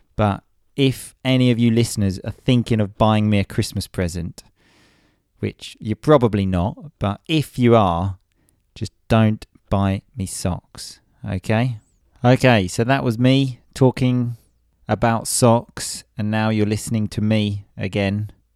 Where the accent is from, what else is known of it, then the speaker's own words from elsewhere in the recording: England, United Kingdom; I'm English